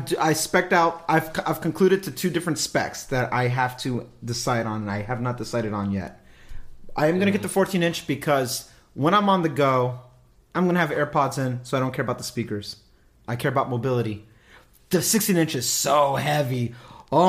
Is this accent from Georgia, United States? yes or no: no; California, United States; I'm a Californian.